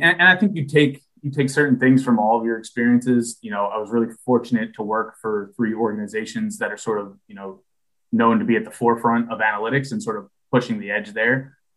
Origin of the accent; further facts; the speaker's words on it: New Jersey, United States; moved away as an adult; I grew up in New Jersey